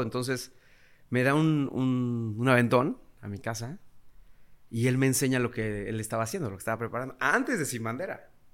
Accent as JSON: {"language": "Spanish", "town": "Tulancingo", "region": "Hidalgo", "country": "Mexico", "said": "nosotros somos de Tulancingo Hidalgo"}